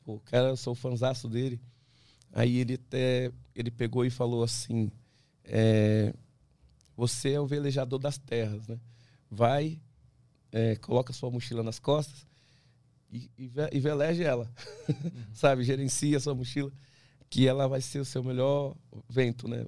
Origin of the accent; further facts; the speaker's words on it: Brazil; eu sou brasileiro